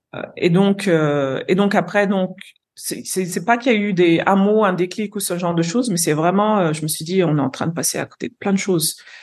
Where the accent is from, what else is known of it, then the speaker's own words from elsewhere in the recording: Lyon, Auvergne-Rhône-Alpes, France; moved away as an adult; also born or lived in London / Brazil / Curaçao; now in Nigeria; moi, je suis née, j'ai grandi à Lyon, d'origine capverdienne